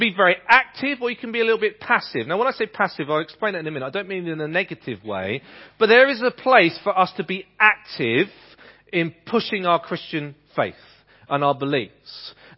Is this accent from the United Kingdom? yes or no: yes; Ipswich, East of England, United Kingdom; There's a community like that in the town that I was growing up in Ipswich.